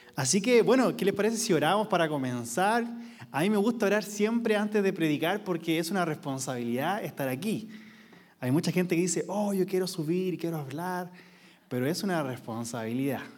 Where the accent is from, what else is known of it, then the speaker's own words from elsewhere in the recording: Quilpué, Valparaíso, Chile; yo vengo de una ciudad que no es conocida. Quilpué. Siempre decimos que somos de Viña del Mar